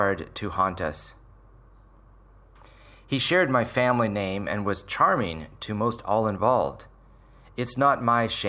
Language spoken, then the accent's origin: English; Surrey, British Columbia, Canada; I grew up in Surrey in the 70s and 80s